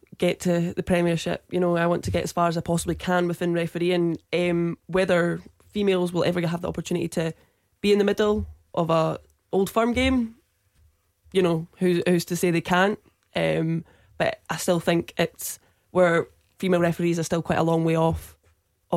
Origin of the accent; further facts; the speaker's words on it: Perth, Scotland, United Kingdom; I'm from Perth, so I'm within the Perthshire Amateur that I referee in.